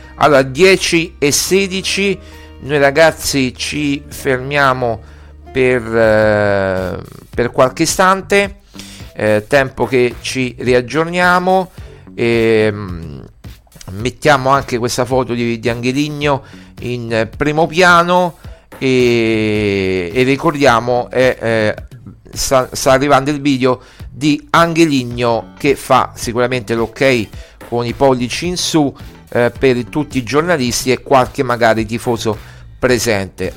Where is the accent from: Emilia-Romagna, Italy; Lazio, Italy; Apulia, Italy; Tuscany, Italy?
Lazio, Italy; Rome; Io pure sono romano e romanista, io sono nato a San Giovanni